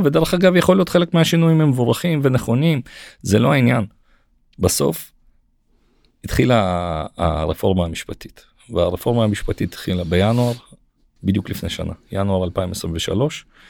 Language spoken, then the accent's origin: Hebrew; Israel; אנחנו ישראלים